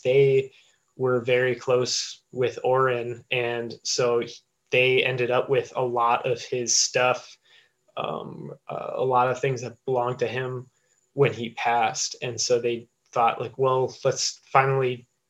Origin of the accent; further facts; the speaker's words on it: Eagle, Wisconsin, United States; I grew up in Eagle, Wisconsin